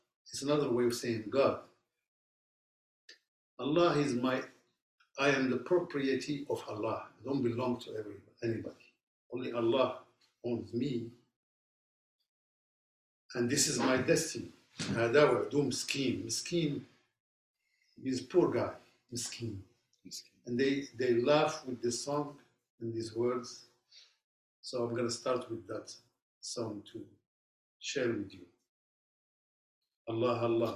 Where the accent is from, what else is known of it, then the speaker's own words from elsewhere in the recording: Casablanca, Casablanca-Settat, Morocco; now in United States; I'm originally from Morocco, from the city of Casablanca